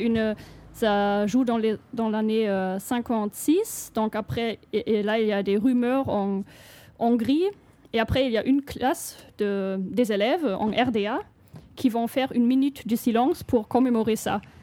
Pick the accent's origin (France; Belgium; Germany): Germany; Chemnitz, Saxony; French is a second language; je viens de Chemnitz, une ville en Allemagne